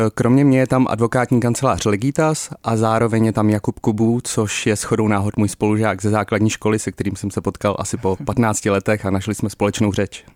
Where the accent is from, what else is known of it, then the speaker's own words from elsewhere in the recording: Czechia; jsme jako Češi